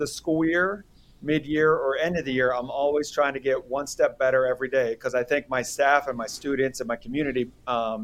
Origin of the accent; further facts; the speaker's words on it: Pittsburgh, Pennsylvania, United States; moved away as an adult; also born or lived in Virginia Beach, Virginia; now in Rockingham County, Virginia, United States; I grew up in the Pittsburgh area of Pennsylvania